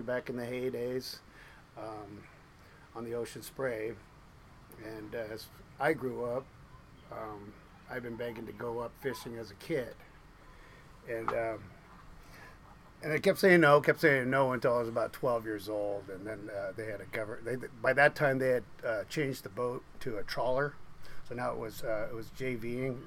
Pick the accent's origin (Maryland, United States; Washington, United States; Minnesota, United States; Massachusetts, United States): Washington, United States; Seattle; I was born in Seattle. My mom and dad migrated from Norway.